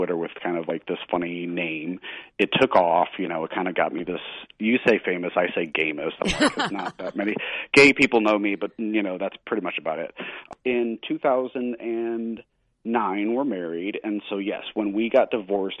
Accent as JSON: {"language": "English", "region": "Missouri", "country": "United States", "tie": "born or raised there", "moved": "yes", "lives_now": "New England, United States", "said": "I'm a Southern. I grew up in Missouri, which is more Southern"}